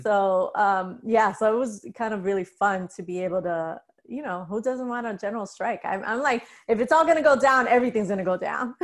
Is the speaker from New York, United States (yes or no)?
yes; New York City, New York, United States; I grew up in the Bronx